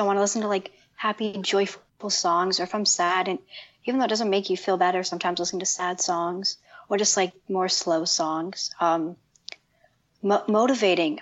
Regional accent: Toronto, Ontario, Canada; I'm from Canada, Toronto

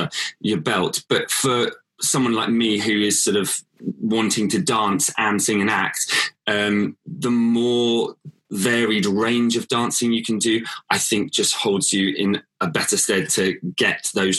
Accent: Whitstable, South East England, United Kingdom; I was born in Whitstable, that's where I'm from originally, and grew up there all my life

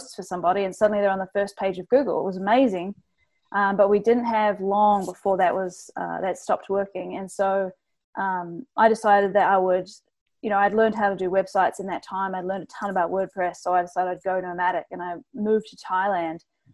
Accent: New Zealand; now in Toronto, Canada; I'm not Canadian, I'm from New Zealand, but I'm here in Toronto running this agency.

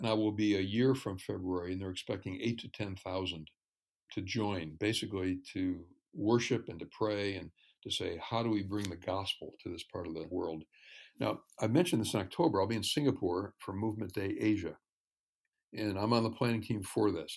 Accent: New York, United States; I grew up in New York State

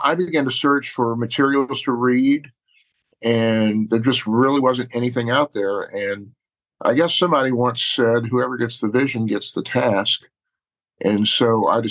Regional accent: Baton Rouge, Louisiana, United States; now in New Orleans, United States; I was actually born and raised in Baton Rouge

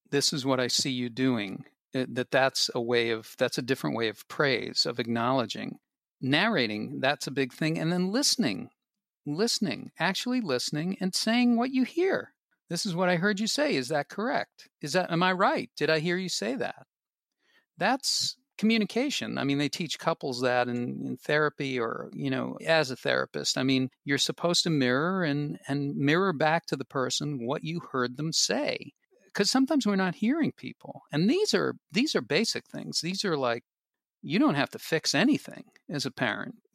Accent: Boston, Massachusetts, United States; moved away; I am from Boston.

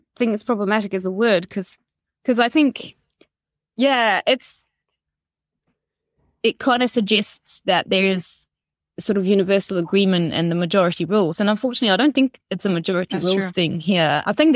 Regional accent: Romania; English is a second language; now in New Zealand

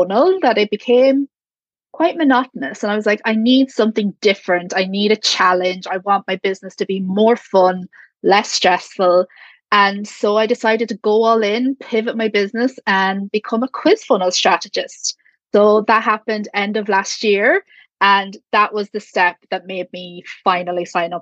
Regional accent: Ireland; I'm from Ireland

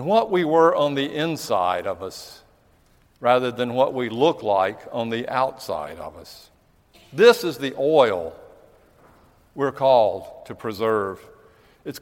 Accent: United States; being an American

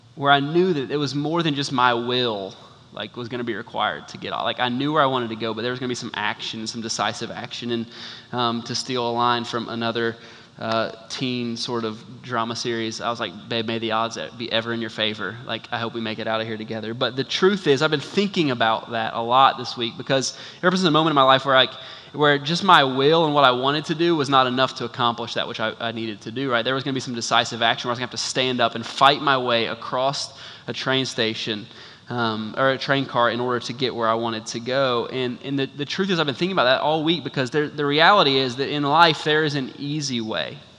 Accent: United States; naive American tourists

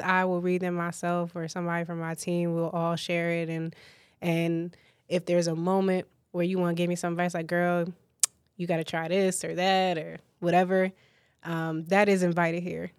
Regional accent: New Jersey, United States; I'm a Jersey girl. through and through, but I'm not from North Jersey. I am from South Jersey

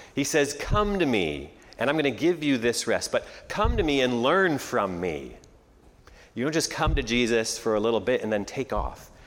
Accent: Canada; moved away as an adult; now in United States; I was born and raised in Canada

